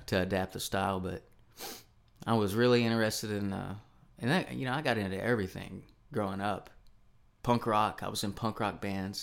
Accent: Charlotte, Tennessee, United States; also born or lived in Nashville, Tennessee; the town I grew up in is called Charlotte, Tennessee.

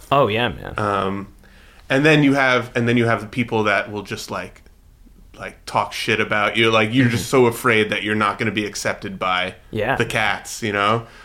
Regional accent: New York, United States; my life growing up in New York was a little bit like a mix between Whiplash and Inside Llewyn Davis.

